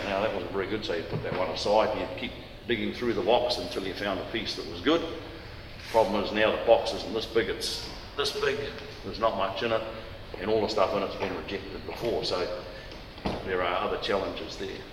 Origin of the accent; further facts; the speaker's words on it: Waikato, New Zealand; moved away as an adult; also born or lived in Tokoroa; I was born in Tokoroa, raised in and around the Waikato, did all my schooling in the Waikato.